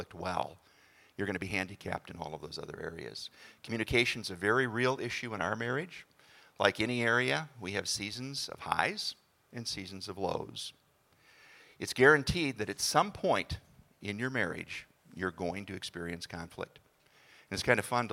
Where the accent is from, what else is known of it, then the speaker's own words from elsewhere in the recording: Hutchinson, Minnesota, United States; moved away as an adult; also born or lived in Montana; we were both born and raised in Hutchinson, Minnesota.